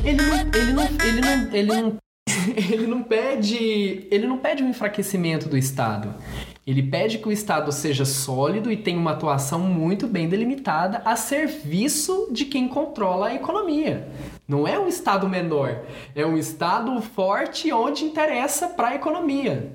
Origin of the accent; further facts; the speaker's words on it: Brazil; nós todos que somos brasileiros